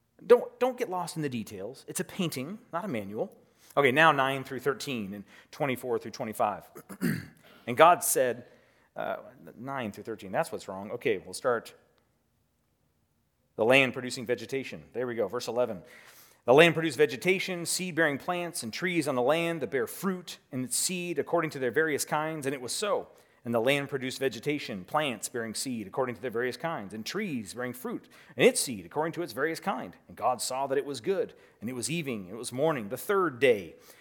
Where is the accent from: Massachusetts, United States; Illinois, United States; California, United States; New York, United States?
California, United States; See, I grew up in the Redwoods. And so for me, I grew up hiking in the Redwoods.